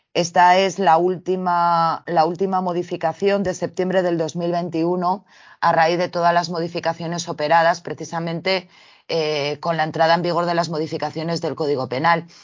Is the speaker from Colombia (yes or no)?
no; Spain; dado que vivimos en España, somos españoles